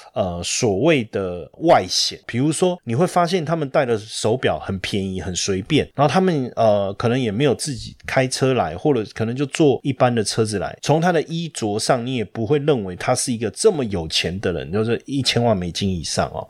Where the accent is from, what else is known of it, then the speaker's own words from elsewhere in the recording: Taiwan; 我们台湾，如果你要到比较偏北方哦，我觉得也不习惯